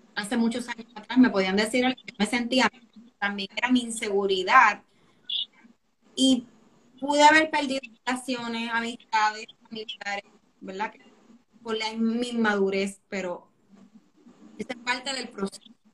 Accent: Puerto Rico; somos boricuas

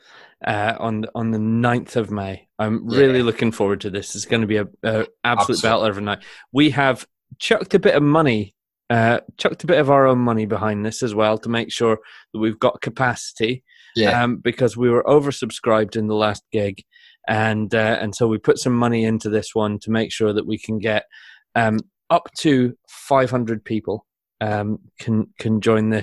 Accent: Shetland, Scotland, United Kingdom; I grew up in Shetland

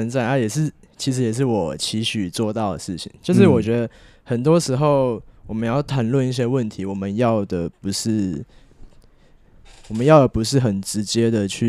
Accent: Puli, Nantou County, Taiwan; also born or lived in Muzha, Taipei; 对对，这两个都是我的家乡啊。

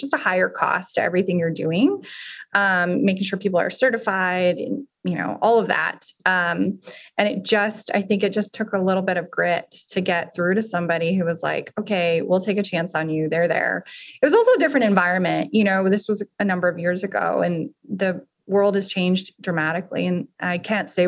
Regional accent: Arizona, United States; now in Austin, United States; I'm actually from Arizona, but I've lived in Austin now almost as long as I've lived anywhere else

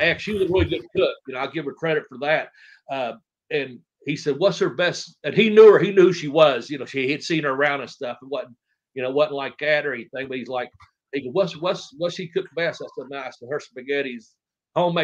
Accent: Ashland, Kentucky, United States; born or raised there

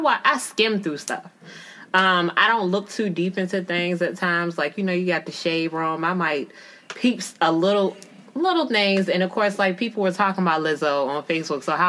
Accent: Prince George, Virginia, United States; I'm originally from Prince George

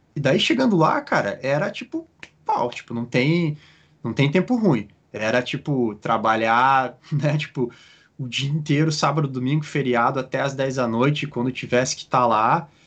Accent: Curitiba, Paraná, Brazil; moved away as an adult; also born or lived in Petrópolis / California / Australia; now in Oregon, United States; eu sou de Curitiba, é, nasci e cresci em Curitiba

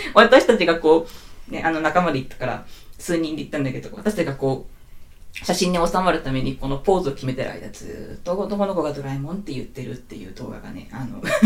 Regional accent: Hokkaido, Japan; 私北海道出身なんですよね。はい。北国生まれでござ

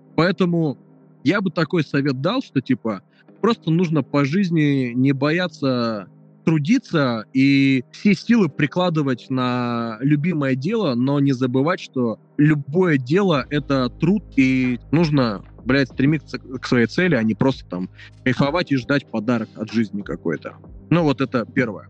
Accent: Nizhny Tagil, Sverdlovsk Oblast, Russia; now in Saint Petersburg, Russia; Я из Нижнего Тагила, это Свердловская ну, область

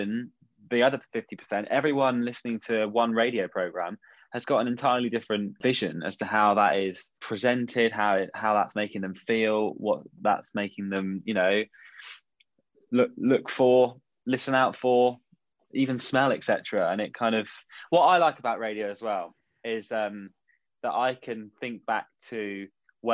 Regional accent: Somerset, South West England, United Kingdom; I grew up in Somerset

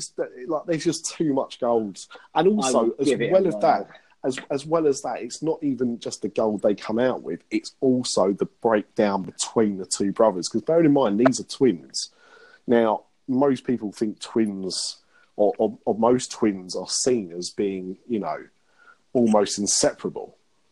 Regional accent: London, United Kingdom; I'm from London. I'm all about London. Black cabs, London Bridge.

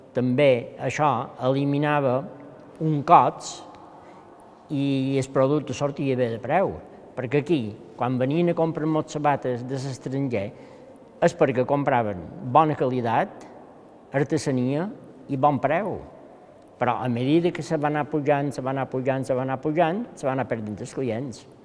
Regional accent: Campanet, Balearic Islands, Spain; Vaig néixer a Campanet

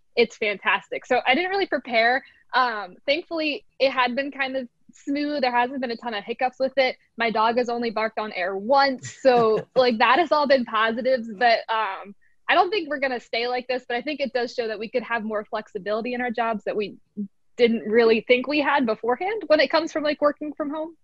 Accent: outside of Philadelphia, Pennsylvania, United States; I grew up outside of Philly

